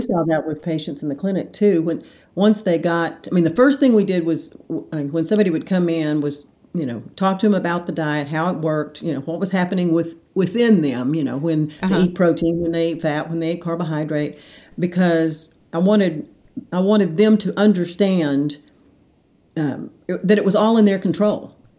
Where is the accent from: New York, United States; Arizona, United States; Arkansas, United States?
Arkansas, United States; Hot Springs; moved away as an adult; also born or lived in Little Rock, United States; now in Dallas, United States; Born and raised in Hot Springs